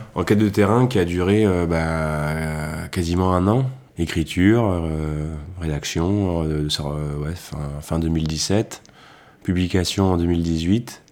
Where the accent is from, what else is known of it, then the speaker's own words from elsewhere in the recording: Lantilly, near Beaujolais, Auvergne-Rhône-Alpes, France; j'ai grandi à Lantilly, un village qui est situé à deux pas du Beaujolais